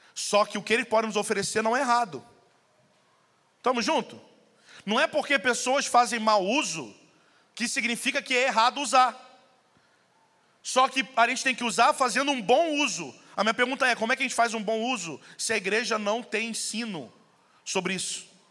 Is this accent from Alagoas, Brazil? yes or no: no; Rio de Janeiro, Brazil; moved away; eu vim do Rio